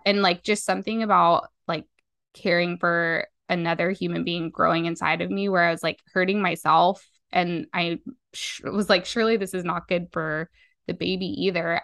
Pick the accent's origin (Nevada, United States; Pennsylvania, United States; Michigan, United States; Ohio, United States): Nevada, United States; Las Vegas; I'm from Las Vegas, Nevada